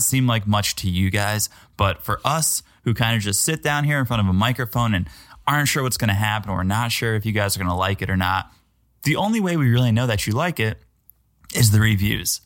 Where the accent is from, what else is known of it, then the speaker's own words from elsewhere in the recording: New England, United States; now in Florida, United States; I'm from New England.